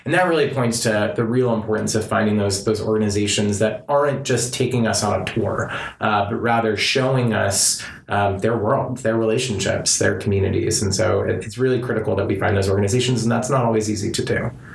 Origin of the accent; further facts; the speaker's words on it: Southern California, United States; I was raised in Southern California in relative privilege